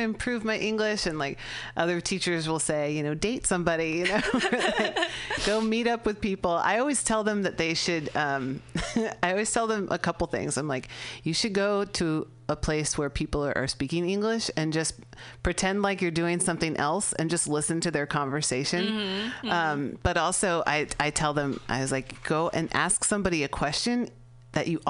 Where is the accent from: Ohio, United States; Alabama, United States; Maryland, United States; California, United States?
California, United States; I'm from California.